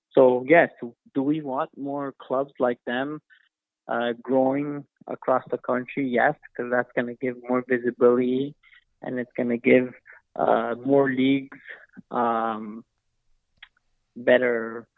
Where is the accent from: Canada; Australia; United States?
Canada; We're Canadian born. We work hard. We like our sports.